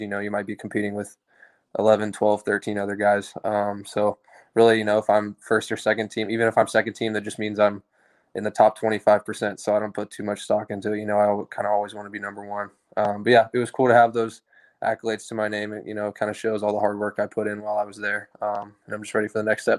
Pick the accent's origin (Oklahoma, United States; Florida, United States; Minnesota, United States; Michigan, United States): Oklahoma, United States; Tulsa; moved away as an adult; I grew up in Tulsa, Oklahoma